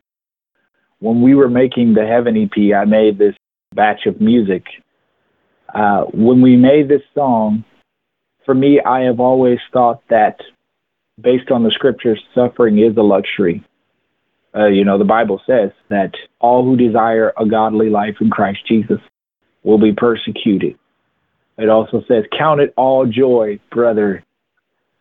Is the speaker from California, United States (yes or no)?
no; Atlanta, Georgia, United States; I grew up in Atlanta, Georgia